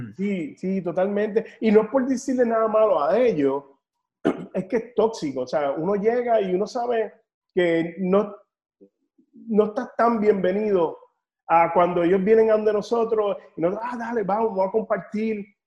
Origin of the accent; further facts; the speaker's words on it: Puerto Rico; moved away; also born or lived in North Carolina / Nashville; yo eh, no, puertorriqueño